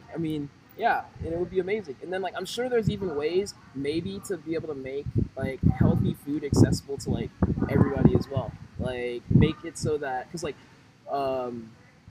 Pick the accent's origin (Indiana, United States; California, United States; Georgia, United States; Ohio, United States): Georgia, United States; Atlanta; moved away as an adult; also born or lived in Shanghai, China; now in Massachusetts, United States; I'm originally from Atlanta, like I said, and, like, that's where I was staying before